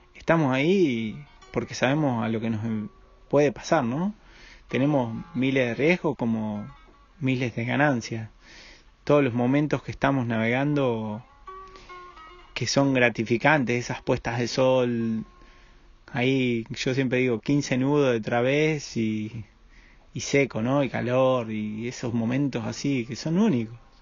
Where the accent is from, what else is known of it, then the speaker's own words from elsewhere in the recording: Argentina; yo también soy de ahí del Paraná, del río, ese chocolate que fluye.